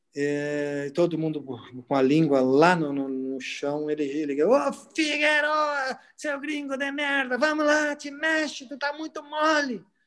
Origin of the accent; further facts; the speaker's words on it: Gravataí, Rio Grande do Sul, Brazil; eu, como um índio que saí de Gravataí no meio do arroio, no meio do mato